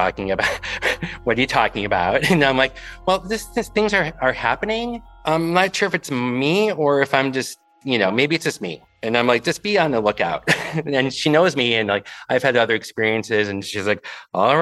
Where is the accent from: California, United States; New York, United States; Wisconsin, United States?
Wisconsin, United States; Stevens Point; moved away as an adult; now in Milwaukee, United States; I'm originally from Stevens Point, Wisconsin, and I was a townie.